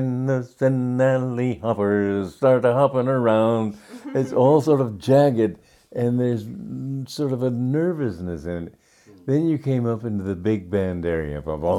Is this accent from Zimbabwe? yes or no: no; Romania; now in United States; When I was growing up in Romania, the music I listened to was classical music, Bach and Beethoven and others. But when I came to America